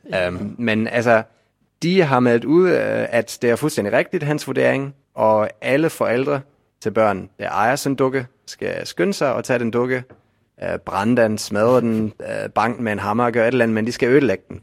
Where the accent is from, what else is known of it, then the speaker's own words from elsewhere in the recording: Bremen, Germany; now in Denmark; min fødeby Bremen